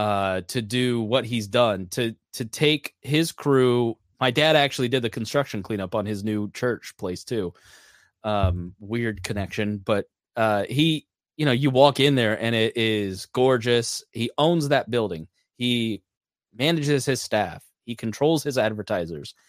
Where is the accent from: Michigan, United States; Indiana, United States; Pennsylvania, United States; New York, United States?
Indiana, United States; Plainfield; my hometown of Plainfield, Indiana